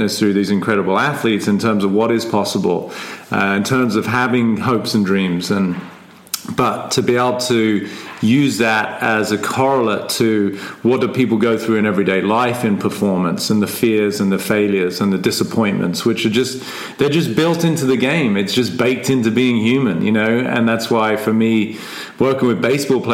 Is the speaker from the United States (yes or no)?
no; England, United Kingdom; I am English, which, you know, everybody's going to agree on because I was born in England